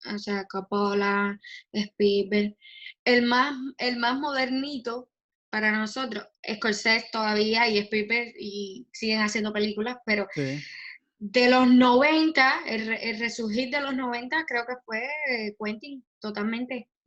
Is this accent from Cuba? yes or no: yes; Cuba; accent: Cuban; mal porque lo digo como acento cubano.